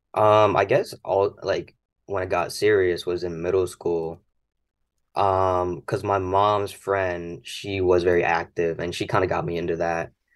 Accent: Glastonbury, Connecticut, United States; I grew up in Glastonbury, one of the Glastonbury schools

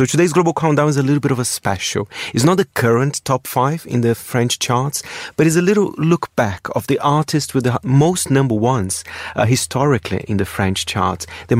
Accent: Brazil; born or raised there; English is a second language

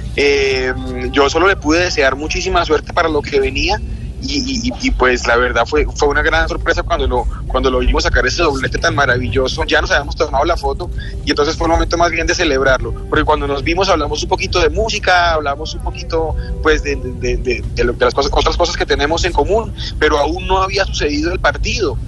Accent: Colombia; siempre que represente los colores de nuestro país

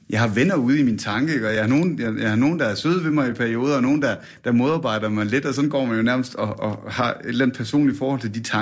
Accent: Sønderborg, Southern Denmark, Denmark; born or raised there; now in Årø, Denmark

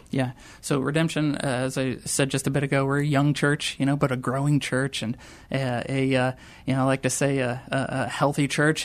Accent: rural Wisconsin, United States; moved away; I grew up in a very small town in rural Wisconsin, eight hundred folks in my hometown

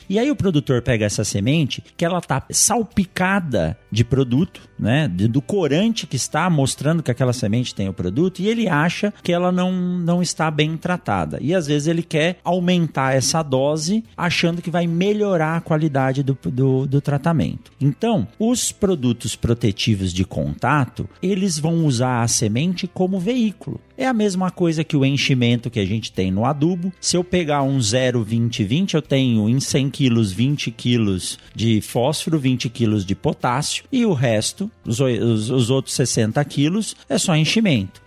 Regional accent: São Paulo, Brazil; now in Sinop, Brazil; hoje eu moro em Sinop, mas nasci em São Paulo

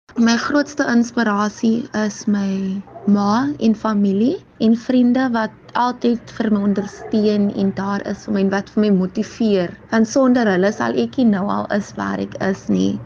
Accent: Kraaifontein, Western Cape, South Africa; Ek is van Samowillen Kryfontein

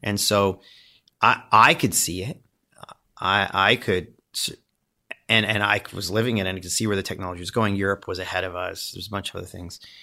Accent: Windsor, Ontario, Canada; I grew up in Windsor, Ontario.

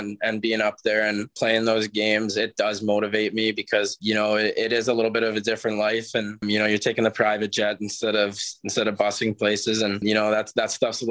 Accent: Edmonton, Alberta, Canada; And obviously to do it in my hometown, that was even better.

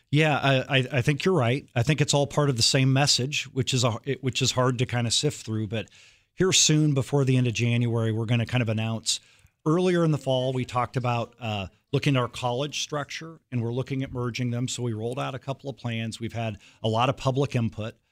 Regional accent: Iowa, United States; moved away; also born or lived in Kansas; I grew up in Iowa, and then I moved to Kansas

